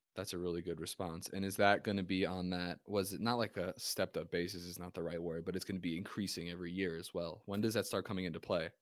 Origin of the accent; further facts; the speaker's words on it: New Jersey, United States; I'm from New Jersey